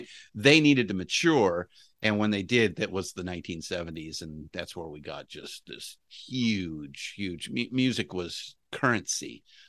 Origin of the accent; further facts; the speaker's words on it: Los Angeles, California, United States; No, I am a native Californian, but I was born and raised in Los Angeles.